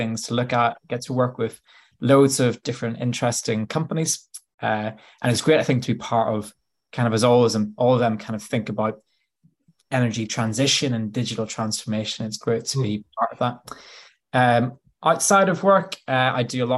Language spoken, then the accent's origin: English; Bangor, Northern Ireland, United Kingdom; moved away as an adult; now in Nottingham, United Kingdom; I grew up in Northern Ireland. So I grew up in a little coastal town called Bangor.